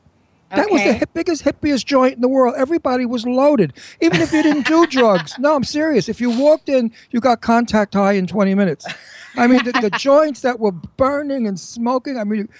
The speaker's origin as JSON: {"language": "English", "town": "New York City", "region": "New York", "country": "United States", "also_born_or_lived": "Beverly Hills / Garden City, Long Island", "moved": "yes", "said": "I'm from Brooklyn."}